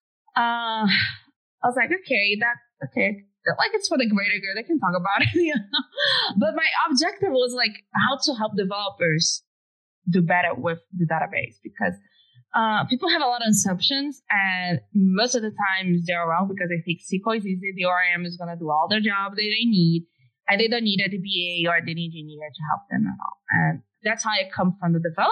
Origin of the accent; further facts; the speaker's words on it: Brazil; English is a second language; moved away as an adult; now in United States; I was living in Brazil at the time. My English was way worse